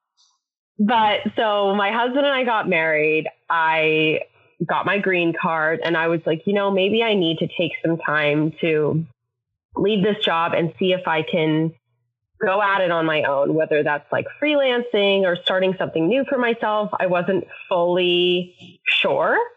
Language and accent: English; Canada; moved away as an adult; now in United States; I'm Canadian, so I was here on a visa